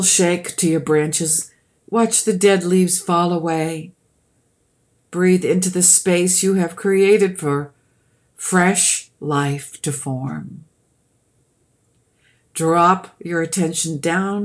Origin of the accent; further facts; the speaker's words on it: Boston, Massachusetts, United States; accent: Bostonian; moved away as an adult; also born or lived in Georgia; I'm from Boston because I said Florida. We put an R on the end of words that aren't there